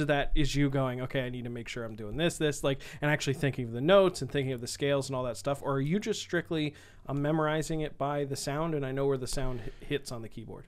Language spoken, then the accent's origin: English; Bethlehem, Pennsylvania, United States; I grew up in, and went to high school in Bethlehem, Pennsylvania